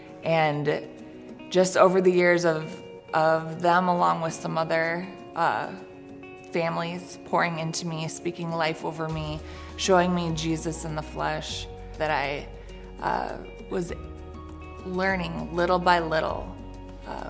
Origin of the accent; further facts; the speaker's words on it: Eau Claire, Wisconsin, United States; I grew up in Eau Claire, Wisconsin.